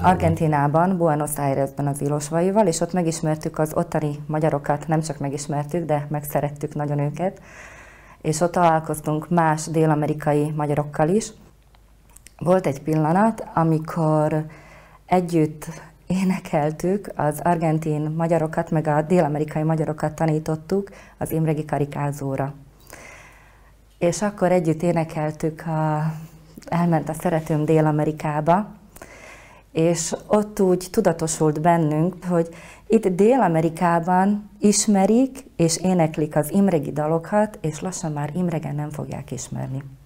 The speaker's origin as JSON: {"language": "Hungarian", "town": "Košice", "region": "Košice Region", "country": "Slovakia", "tie": "born or raised there", "said": "én is ugye Kassán születtem, és ott jártam"}